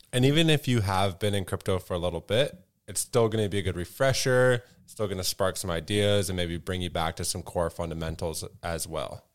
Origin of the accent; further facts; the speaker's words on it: Canada; as a Canadian